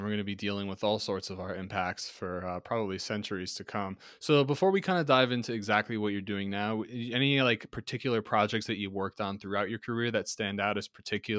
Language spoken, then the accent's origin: English; Ringwood, New Jersey, United States; I'm from Ringwood, New Jersey